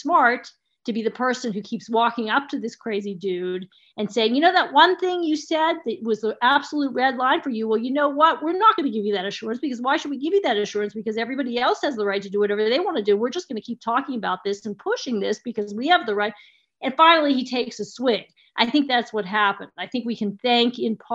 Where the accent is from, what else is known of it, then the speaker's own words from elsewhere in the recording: United States; as an American taxpayer